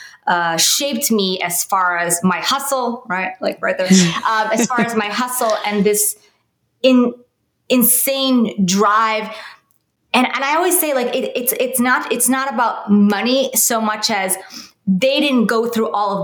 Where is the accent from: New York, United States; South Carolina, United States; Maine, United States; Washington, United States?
New York, United States; New York City; I grew up in New York, in Brooklyn